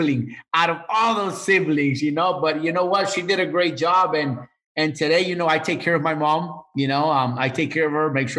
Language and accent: English; Miami Beach, Florida, United States; also born or lived in Managua, Nicaragua; I grew up in Miami Beach